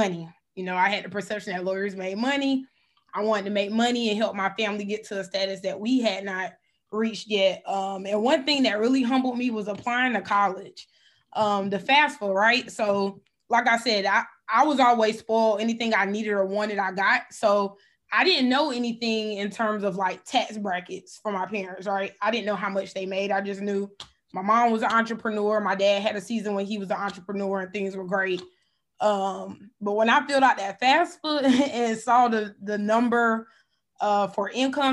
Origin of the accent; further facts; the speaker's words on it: Columbia, South Carolina, United States; I was born in Columbia, South Carolina, 803